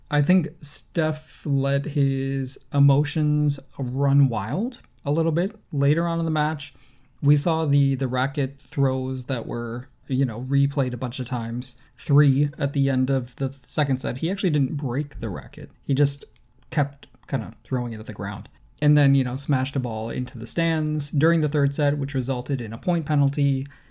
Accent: United States; as an American

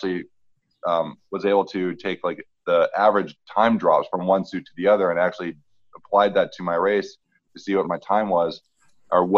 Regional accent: Vancouver, British Columbia, Canada; I'm from Vancouver

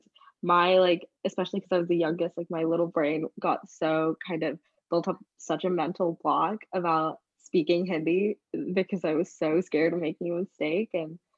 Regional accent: London, United Kingdom; accent: British; moved away; also born or lived in Singapore; I grew up in London, I was very much immersed in British culture. I went to a very British, very white school

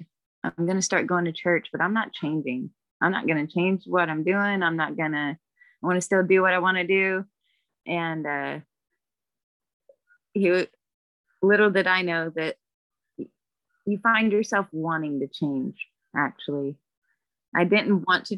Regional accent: Oklahoma, United States; also born or lived in Stillwater, Oklahoma / Georgia / Kentucky; I'm originally from Oklahoma, was born in Stillwater, but, my mom moved when I was 2

